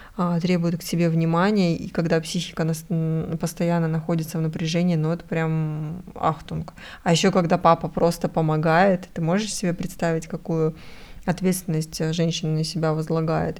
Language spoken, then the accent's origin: Russian; Russia